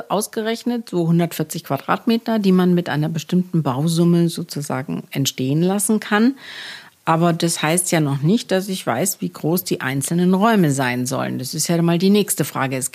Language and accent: German; Gelsenkirchen, North Rhine-Westphalia, Germany; ich bin in einem Reihenhaus in Gelsenkirchen groß geworden